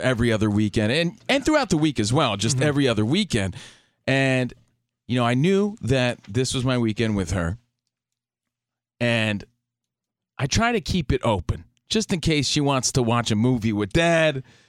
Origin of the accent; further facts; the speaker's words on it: East Coast, United States; now in Los Angeles, United States; But, yeah, we're from the East Coast out here in the mean streets of L.A., ready to talk some sports and nonsense.